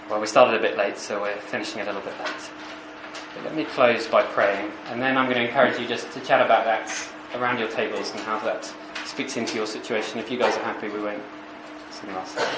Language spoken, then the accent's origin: English; United Kingdom; accent: posh